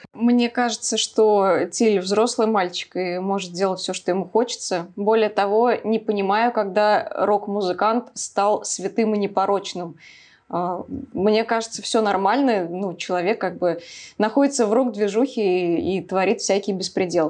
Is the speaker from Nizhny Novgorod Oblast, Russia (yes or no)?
no; Samara, Samara Oblast, Russia; я из Самары